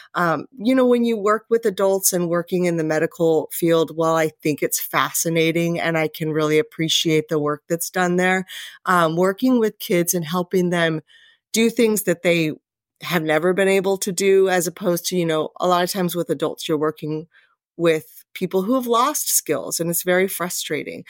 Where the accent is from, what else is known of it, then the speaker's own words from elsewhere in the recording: Anchorage, Alaska, United States; moved away as an adult; also born or lived in Las Vegas, Nevada; now in Camas, United States; I grew up in Anchorage, Alaska.